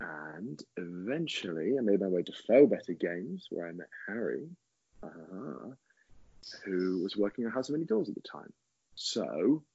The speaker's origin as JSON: {"language": "English", "town": "Rugby", "region": "West Midlands", "country": "United Kingdom", "tie": "born or raised there"}